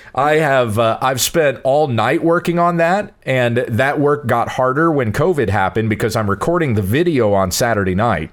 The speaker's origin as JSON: {"language": "English", "region": "South Carolina", "country": "United States", "tie": "born or raised there", "said": "I grew up in South Carolina"}